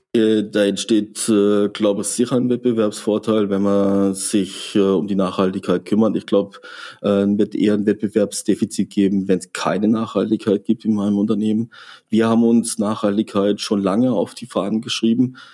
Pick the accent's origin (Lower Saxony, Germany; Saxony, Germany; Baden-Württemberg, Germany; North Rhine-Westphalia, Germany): Baden-Württemberg, Germany; Freiburg; now in Frankfurt, Germany; Freiburg ist ähm, mein Geburtsort, mein, meine Heimat, mein Zuhause